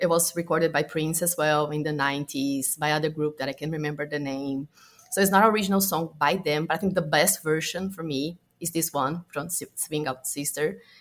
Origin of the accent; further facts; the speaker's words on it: Brazil; a kid in my hometown because I'm from Brazil